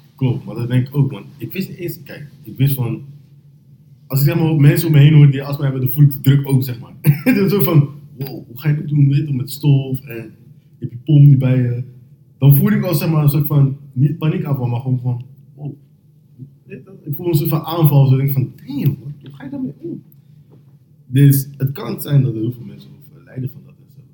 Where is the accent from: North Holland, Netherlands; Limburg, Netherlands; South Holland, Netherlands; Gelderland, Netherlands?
South Holland, Netherlands; Rotterdam; ik ben van Rotterdam